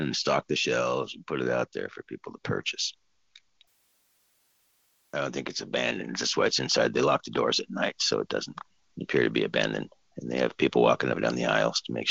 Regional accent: Southern California, United States; moved away; I'm originally from Southern California

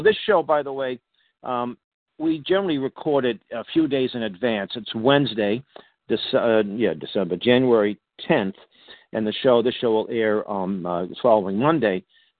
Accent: Boston, Massachusetts, United States; I grew up in the Hyde Park section of Boston, and I had Italians all around me. So I have a little, I know that Italian accent.

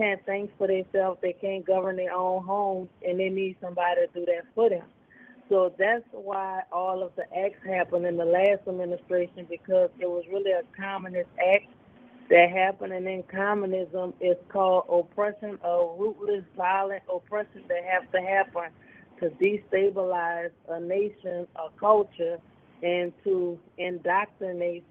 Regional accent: United States; I'm from America, I live in America

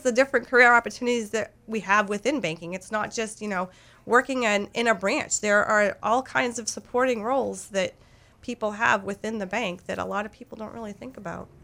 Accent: Lewiston, Maine, United States; I was born and raised in Lewiston

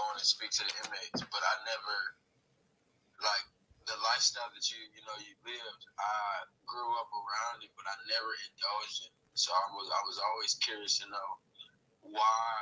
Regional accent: Compton, California, United States; also born or lived in Los Angeles; I grew up throughout LA, you know, Compton is where I grew up.

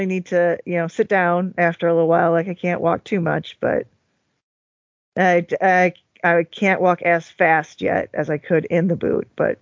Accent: United States; I'm an American.

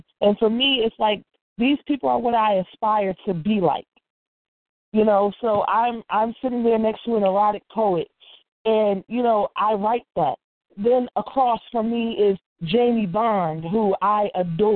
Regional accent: Newark, New Jersey, United States; now in Irvington, United States; I'm originally from Newark, but I live in Irvington, New Jersey.

